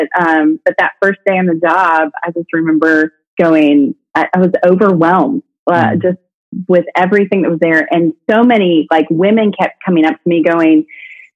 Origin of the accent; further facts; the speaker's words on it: the North, United States; now in Brentwood, Tennessee, United States; I'm from the North